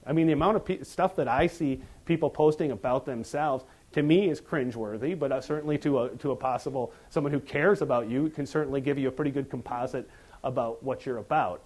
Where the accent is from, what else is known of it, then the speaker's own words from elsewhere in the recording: upper Wisconsin, United States; I'm from Wisconsin, the upper Wisconsin